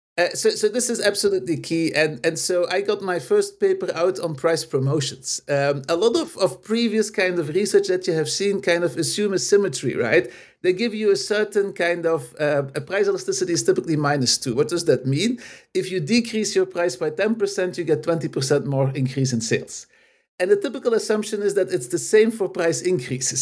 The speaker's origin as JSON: {"language": "English", "country": "Belgium", "also_born_or_lived": "Los Angeles, United States", "moved": "as an adult", "said": "I'm basically originally from Belgium"}